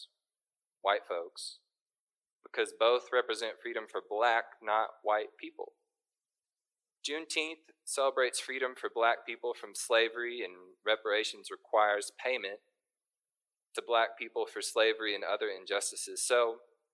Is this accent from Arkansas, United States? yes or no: yes; Little Rock, Arkansas, United States; now in Fayetteville, United States; I was born and raised in Little Rock, and I came to Northwest Arkansas for college and stayed